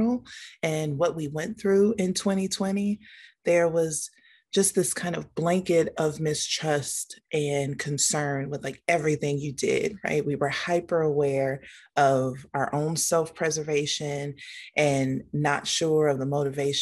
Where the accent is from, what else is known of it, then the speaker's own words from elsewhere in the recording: Gary, Indiana, United States; also born or lived in Monticello, Arkansas; now in Indianapolis, United States; I am originally from Gary, Indiana. I've been in Indianapolis now since 2003.